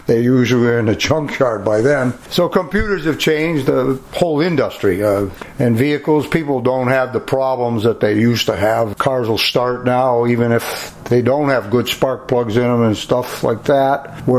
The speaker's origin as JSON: {"language": "English", "region": "Western Massachusetts", "country": "United States", "tie": "born or raised there", "moved": "as an adult", "lives_now": "Brattleboro, United States", "said": "I was raised in Western Mass, My father was born and raised in Barrie, Vermont, and I always wanted to come to Brattleboro. And in 1974, I had a chance to move to Brattleboro."}